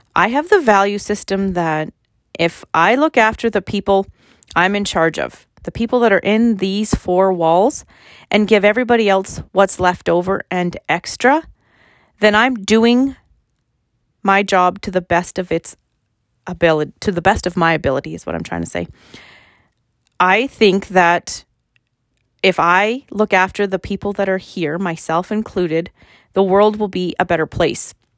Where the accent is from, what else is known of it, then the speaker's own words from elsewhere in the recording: Fort Qu'Appelle, Saskatchewan, Canada; So I live in Fort Capel, and I grew up in Fort Capel, and I was actually born in Fort Capel